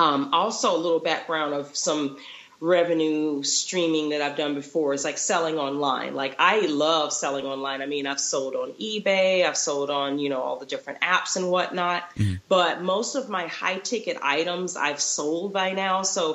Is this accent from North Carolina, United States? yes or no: no; Florida, United States; also born or lived in Texas; now in Utah, United States; I'm originally from Florida. So majority of my career was there. And then I lived in Texas for a little bit. And now I'm in Utah.